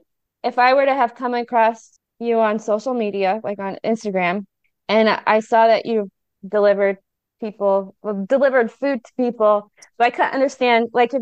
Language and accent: English; California, United States; moved away; also born or lived in Miami; I grew up in California, and I've lived in Miami, and I've never been able to speak Spanish with rolling my tongue.